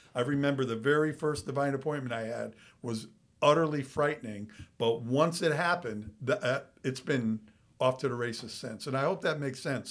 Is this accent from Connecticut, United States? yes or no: yes; Waterbury, Connecticut, United States; now in Florida, United States; growing up in Waterbury, Connecticut, how half the people we know are no longer alive.